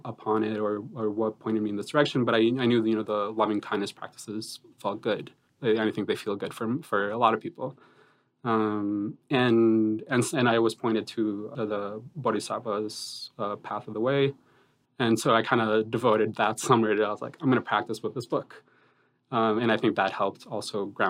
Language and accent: English; Boston, Massachusetts, United States; also born or lived in Colombia; Growing up in kind of the communities I grew up in Boston